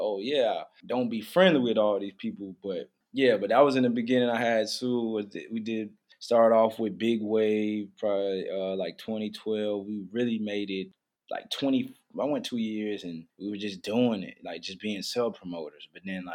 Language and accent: English; Wilmington, North Carolina, United States; also born or lived in Charlotte, North Carolina; I'm from Wilmington. It's like the water, the beach, port city